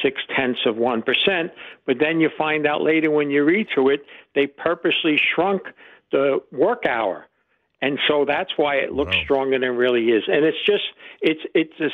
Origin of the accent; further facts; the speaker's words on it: New Jersey, United States; I'm from New Jersey